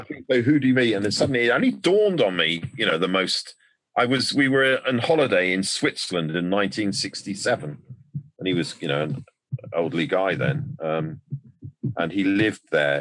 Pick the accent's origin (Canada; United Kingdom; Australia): United Kingdom; we're a nation of piss takers